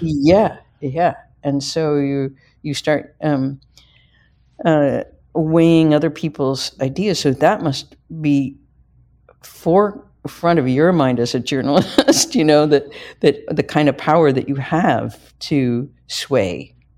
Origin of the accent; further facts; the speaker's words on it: Midwest, United States; I'm a Midwesterner